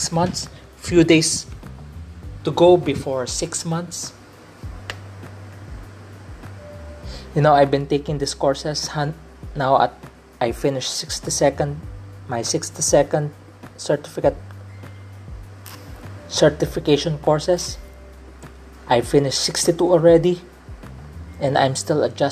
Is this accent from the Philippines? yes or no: yes; Philippines; accent: Filipino English; I grew up in a Chinese culture. I'm a Filipino citizen, but having a Chinese descent because my mom is from China. My dad is a third generation Chinese in the Philippines